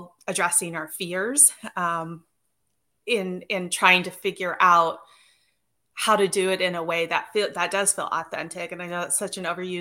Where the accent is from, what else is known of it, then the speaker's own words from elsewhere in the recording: Northern Idaho, United States; I grew up in Northern Idaho